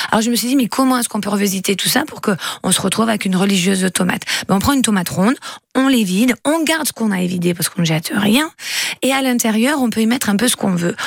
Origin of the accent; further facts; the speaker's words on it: Fuveau, Provence-Alpes-Côte d'Azur, France; je suis de Fuveau